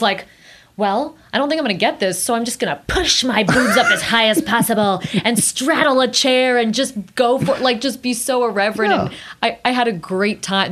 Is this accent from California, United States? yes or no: yes; South Pasadena, California, United States; I grew up in South Pasadena